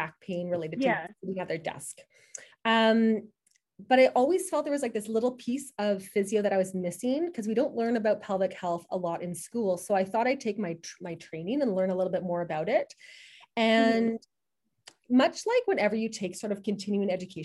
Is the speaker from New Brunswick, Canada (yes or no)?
no; Manitoba, Canada; moved away as an adult; also born or lived in Kingston, Ontario; I'm from Manitoba